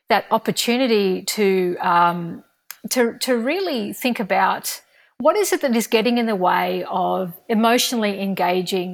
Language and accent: English; Australia; as a young person growing up in Australia